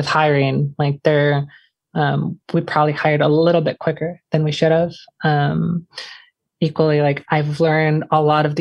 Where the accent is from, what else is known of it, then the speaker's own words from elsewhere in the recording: Portland, Oregon, United States; growing up in Portland